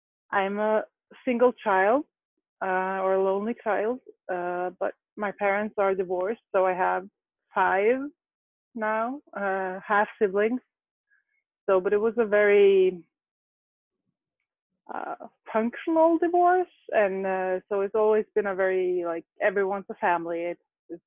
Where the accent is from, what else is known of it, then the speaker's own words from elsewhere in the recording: Norway; I grew up out right outside Oslo